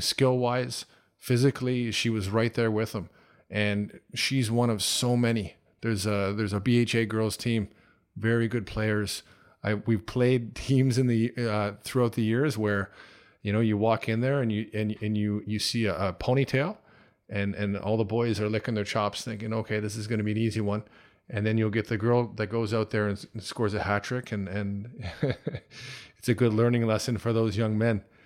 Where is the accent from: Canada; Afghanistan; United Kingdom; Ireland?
Canada; moved away as an adult; also born or lived in Toronto; now in China; growing up in Canada